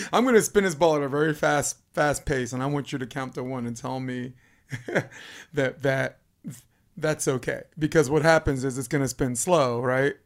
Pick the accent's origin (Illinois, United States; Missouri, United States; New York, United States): New York, United States; New York City; moved away; I'm a bi-coastal brother. I grew up in New York